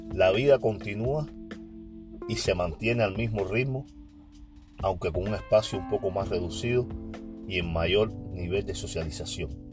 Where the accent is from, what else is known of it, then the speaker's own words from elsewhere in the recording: Cuba; now in Oakland, United States; Yo solo soy un cubano que conversa